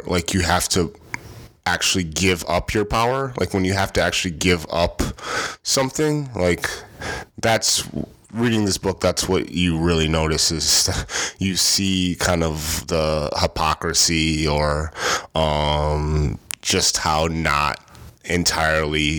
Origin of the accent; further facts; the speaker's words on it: Rochester, New York, United States; I'm from Rochester, New York